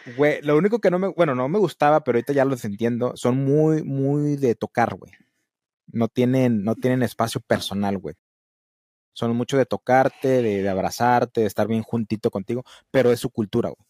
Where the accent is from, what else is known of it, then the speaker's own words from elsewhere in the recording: Matamoros, Tamaulipas, Mexico; aquí donde yo vivo, donde vive mi mamá, aquí en Matamoros